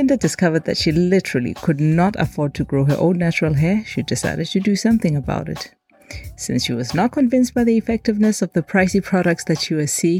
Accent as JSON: {"language": "English", "town": "Johannesburg", "region": "Gauteng", "country": "South Africa", "also_born_or_lived": "Cape Town, South Africa", "moved": "as an adult", "lives_now": "Copenhagen, Denmark", "said": "South African cities of Johannesburg, where I come from, and Cape Town, where I've also lived."}